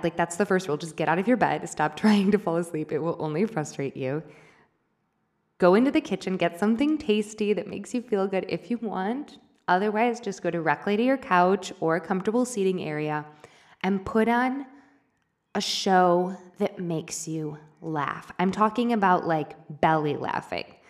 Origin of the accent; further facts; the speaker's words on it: United States; moved away as an adult; now in Argentina; my hometown. Well, not my actual hometown, but close by in the state of Missouri